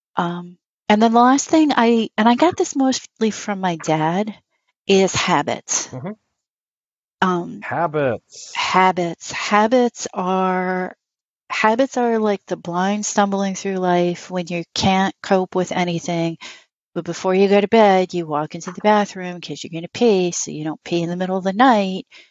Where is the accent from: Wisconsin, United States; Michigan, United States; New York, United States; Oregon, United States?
New York, United States; New York City; moved away as an adult; now in Western New York, United States; I grew up in New York City.